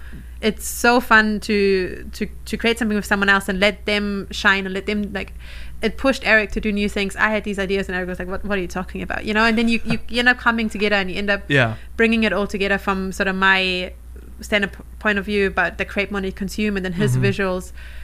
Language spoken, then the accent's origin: English; New Zealand; accent: Kiwi; Sorry, my Kiwi accent is going to confuse everyone.